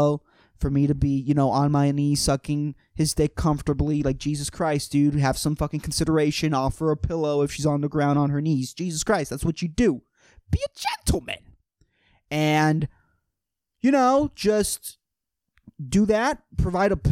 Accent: Puerto Rico; born or raised there

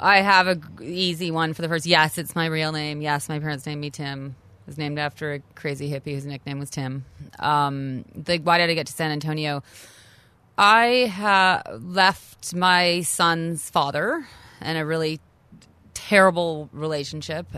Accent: Canada; moved away as an adult; also born or lived in New York City, United States; a native Canadian, lived in New York City for twenty years.

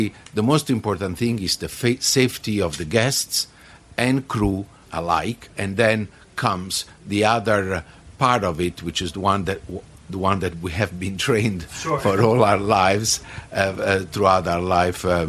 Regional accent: Naples, Campania, Italy; moved away; I'm from Naples in Italy, and I am a hotel director

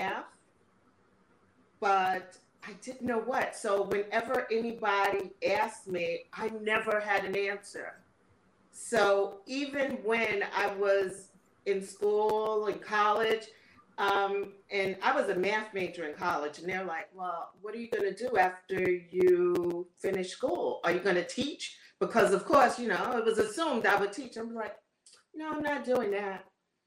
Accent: New York, United States; I am from New York, where the land of where people don't have accents

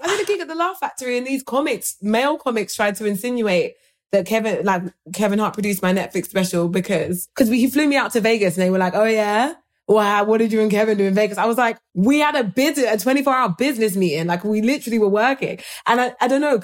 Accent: United Kingdom; British people

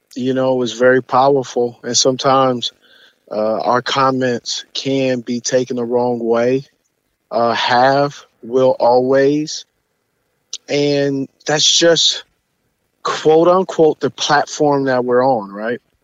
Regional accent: West Coast, United States; I'm from the West Coast

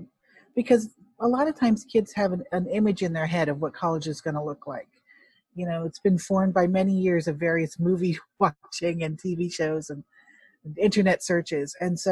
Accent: Hong Kong; You know, if it helps for a Chinese adoptee like myself, I'm from Hong Kong, to feel like I can really relate to what that means.

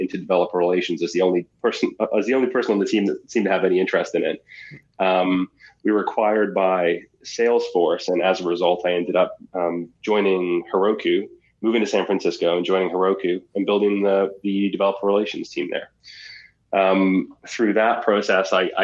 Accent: Halifax, Nova Scotia, Canada; my hometown of Halifax, Nova Scotia

